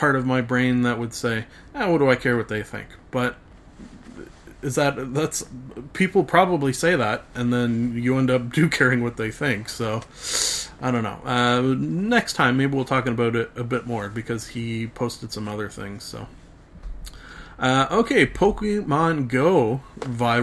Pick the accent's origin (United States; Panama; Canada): Canada; Being a Canadian